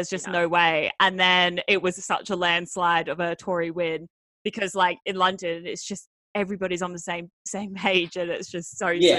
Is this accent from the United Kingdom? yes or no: no; Australia; moved away; being Australian